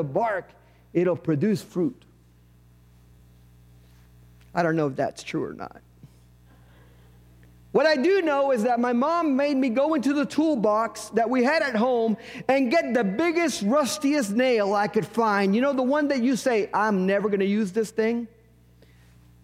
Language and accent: English; Puerto Rico; moved away; In a parsonage I lived in growing up in Puerto Rico, we had an avocado tree in the backyard.